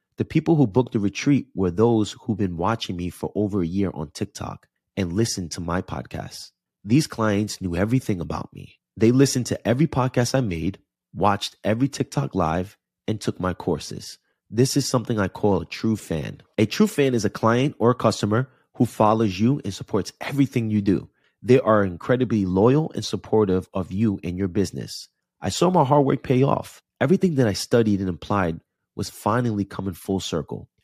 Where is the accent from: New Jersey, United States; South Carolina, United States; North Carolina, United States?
New Jersey, United States; Jersey City; now in Los Angeles, United States; Jersey City, New Jersey is my hometown